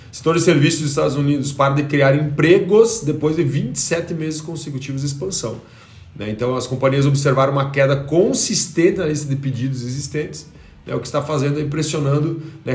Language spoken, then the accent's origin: Portuguese; Brazil; nós como brasileiros